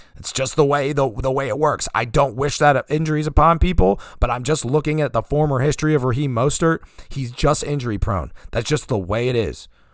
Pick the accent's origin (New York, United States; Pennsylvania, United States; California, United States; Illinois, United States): Pennsylvania, United States; I'm from Pennsylvania